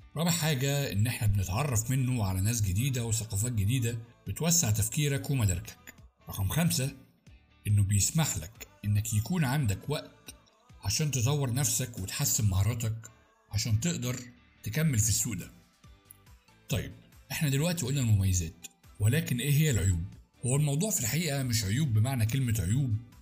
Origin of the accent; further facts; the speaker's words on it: Egypt; أنا شخص مصري